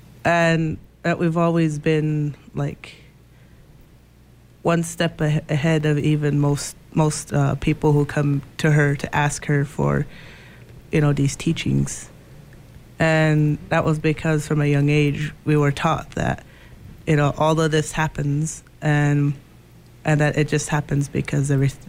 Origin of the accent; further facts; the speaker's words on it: Pine Ridge, South Dakota, United States; also born or lived in Iowa / Nebraska; I am from the Oglala Sioux Tribe of Pine Ridge, South Dakota.